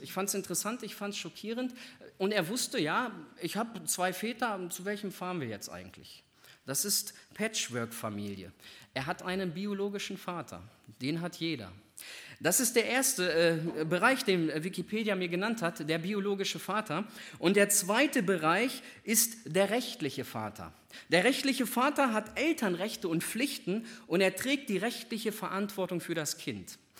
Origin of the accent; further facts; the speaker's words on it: Northern Germany, Germany; ich komme aus Norddeutschland